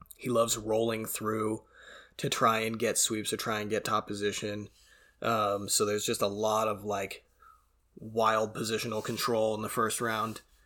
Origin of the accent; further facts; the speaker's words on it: Canada; being Canadian and being exposed to a lot of French and a lot of French pronunciations over the years